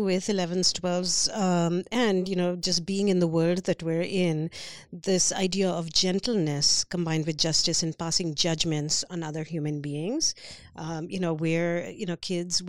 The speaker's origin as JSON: {"language": "English", "country": "India", "tie": "born or raised there", "said": "So, you know, I grew up in India. I have a very solid identity as, you know, an Indian person."}